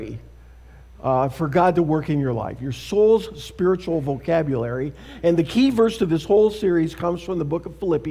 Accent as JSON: {"language": "English", "country": "Canada", "also_born_or_lived": "Saskatoon, Saskatchewan", "moved": "as an adult", "lives_now": "United States", "said": "Canada, my home and native land. Have I mentioned I'm a Canadian?"}